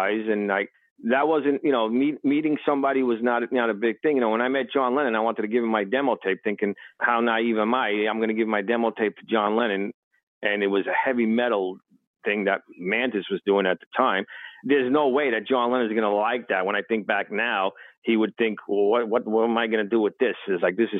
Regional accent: New York City, New York, United States; I came from Brooklyn

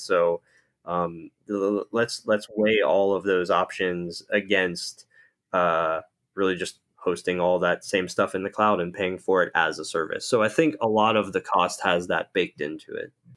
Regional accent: Pittsburgh, Pennsylvania, United States; I grew up in Pittsburgh, Pennsylvania

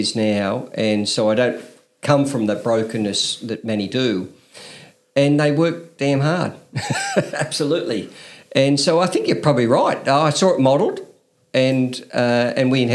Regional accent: Newcastle, New South Wales, Australia; I grew up at the top of Blackbutt, Grandview Road, and did all my schooling up there at Newcastle

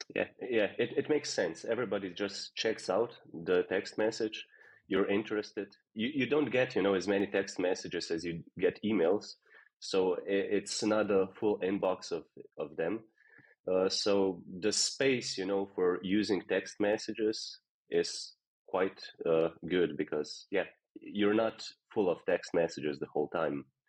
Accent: Slovenia; now in Netherlands; I'm from Slovenia and I moved here just randomly

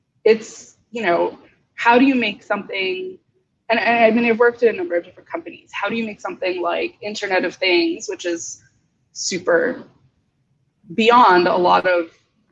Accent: Northeast, United States; now in Bay Area, United States; I'm originally from the Northeast

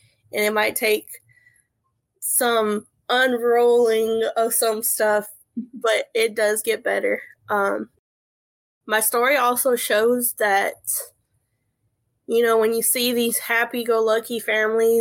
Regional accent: Central California, United States; moved away as an adult; now in South Carolina, United States; I was born and raised in Central California. I left there in 2010, and I've never been back.

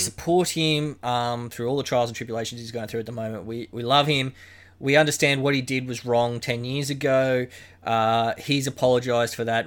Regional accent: Queensland, Australia; Growing up in Queensland

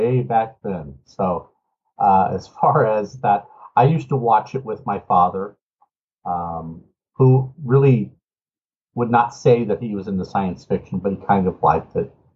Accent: Los Angeles, California, United States; also born or lived in Richmond, Virginia; I was born in Richmond, Virginia. And then at the ripe old age of two, my parents decided to move our entire family to Los Angeles.

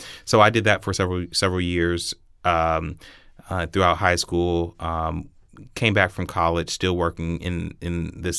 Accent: Columbus, Ohio, United States; Well, I was born and raised here in Columbus, Ohio. I went to Columbus City Schools.

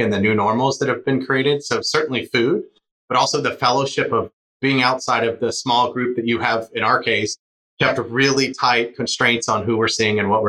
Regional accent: the South, United States; growing up in the South

